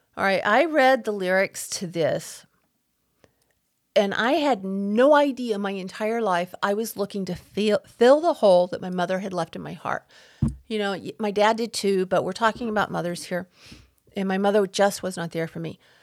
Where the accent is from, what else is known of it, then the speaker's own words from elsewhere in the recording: Texas, United States; growing up in Texas, not wearing shoes on the farm